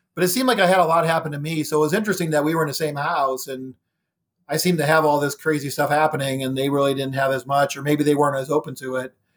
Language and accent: English; Ohio, United States; moved away as an adult; now in Virginia, United States; I was living in Ohio, born and raised in Ohio. I moved to Virginia in two thousand nine